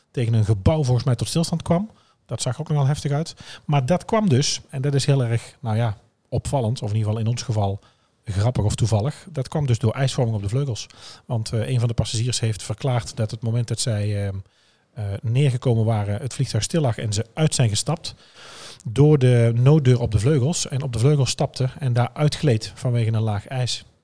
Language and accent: Dutch; Netherlands